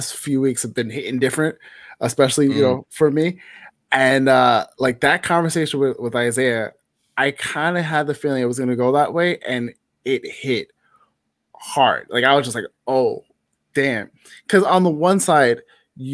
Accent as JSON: {"language": "English", "town": "New York City", "region": "New York", "country": "United States", "tie": "born or raised there", "said": "I grew up in the Bronx, born and raised"}